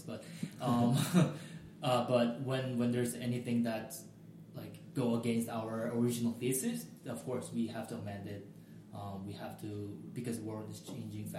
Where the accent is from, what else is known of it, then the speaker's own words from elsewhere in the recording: South Korea; now in United States; I'm from Korea